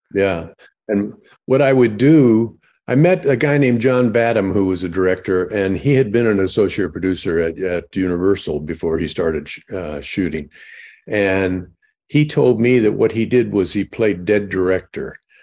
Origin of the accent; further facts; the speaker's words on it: Illinois, United States; I'm from Illinois